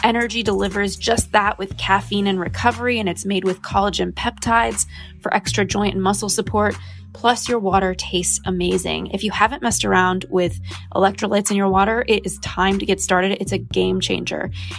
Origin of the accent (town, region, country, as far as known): Los Angeles, California, United States; born or raised there